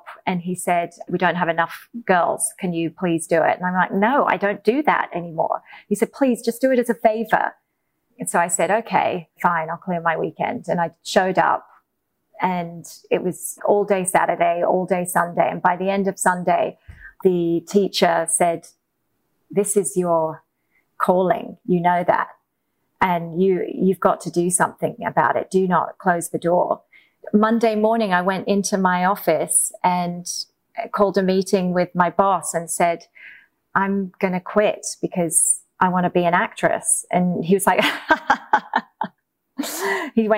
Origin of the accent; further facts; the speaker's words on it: England, United Kingdom; moved away; also born or lived in Australia; growing up in England